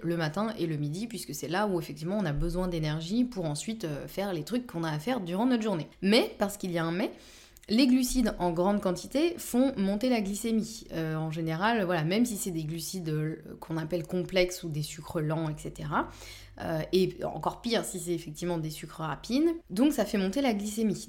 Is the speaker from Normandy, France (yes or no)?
yes; Normandy, France; je suis normande